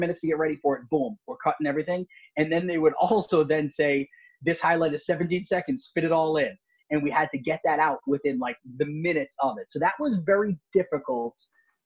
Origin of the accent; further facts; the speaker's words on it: Long Island, New York, United States; I'm from Long Island